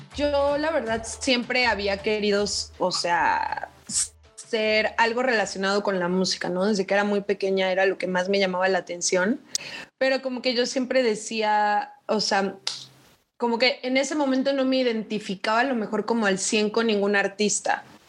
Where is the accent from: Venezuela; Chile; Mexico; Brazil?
Mexico; Chetumal, Quintana Roo; moved away as an adult; now in Mexico City, Mexico; soy de Chetumal, Quintana Roo y vivo en Ciudad de México desde hace seis años.